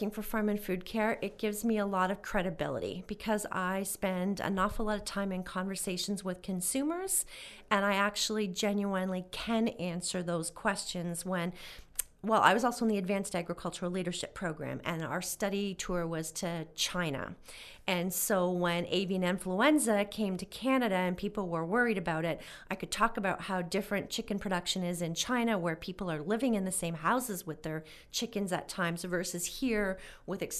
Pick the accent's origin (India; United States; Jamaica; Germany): Germany; born there; this was my heritage of course I'd never I'd never seen it before because I was born in West Germany but I always knew this was our farm